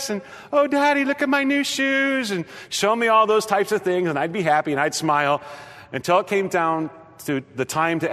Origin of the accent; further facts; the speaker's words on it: Nebraska, United States; moved away as an adult; now in Ohio, United States; I grew up in the Midwest. I grew up in Nebraska.